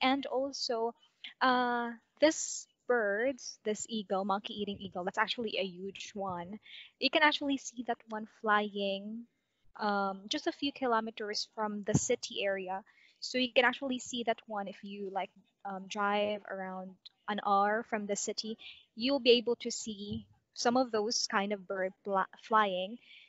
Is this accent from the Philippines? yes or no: yes; Davao City, Davao Region, Philippines; from Davao City, Philippines. I am actually 24 years old and currently working as an account supervisor in an ESL company here in the Philippines.